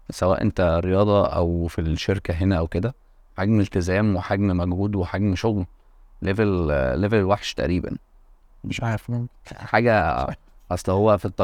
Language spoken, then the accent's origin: Arabic; Monufia Governorate, Egypt; عشان اسكن في في الشقه كنت انا في من المنوفيه آه. والشغل كان في مدينه نصر